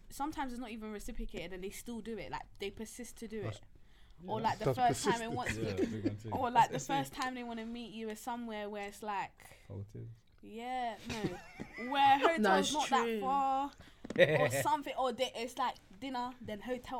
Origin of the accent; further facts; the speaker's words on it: London, United Kingdom; South London.